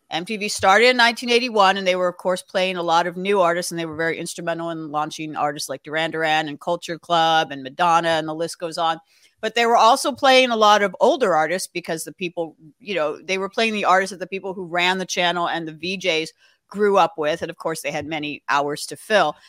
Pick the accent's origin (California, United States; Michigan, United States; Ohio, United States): California, United States; Los Angeles; I grew up in Los Angeles